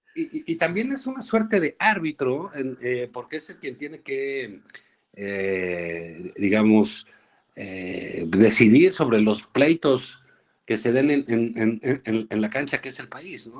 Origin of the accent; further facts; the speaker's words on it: Mexico; los mexicanos